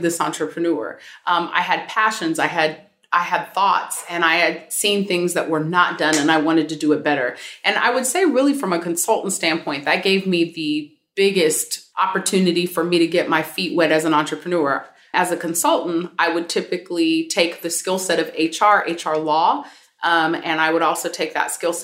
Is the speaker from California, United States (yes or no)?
yes; San Francisco, California, United States; moved away as an adult; now in Philadelphia, United States; San Francisco Bay Area, born and raised and educated there for college